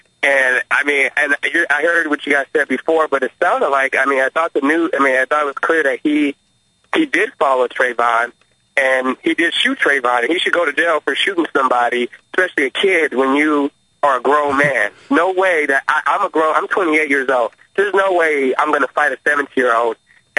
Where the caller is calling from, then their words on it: Minneapolis, Minnesota, United States; I'm calling from Minneapolis.